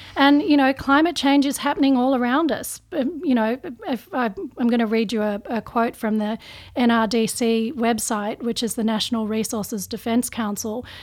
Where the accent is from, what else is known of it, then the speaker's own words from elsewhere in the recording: Australia; I'm, I'm Australian